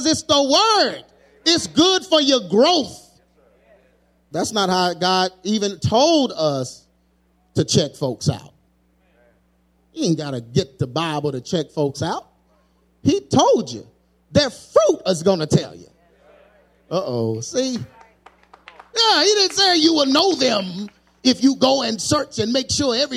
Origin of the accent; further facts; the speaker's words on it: United States; I'm an American